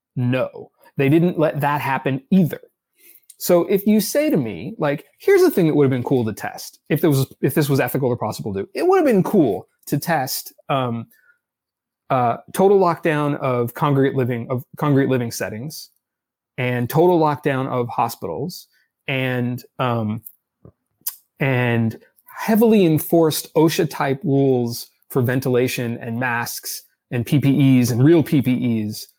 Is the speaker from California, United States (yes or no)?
yes; Los Angeles, California, United States; also born or lived in Boston / Washington / New York; now in Berkeley, United States; I grew up in Los Angeles